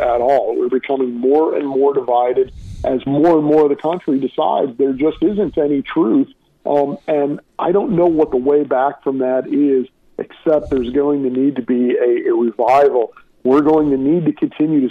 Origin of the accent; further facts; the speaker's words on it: St. Louis, Missouri, United States; my hometown of St. Louis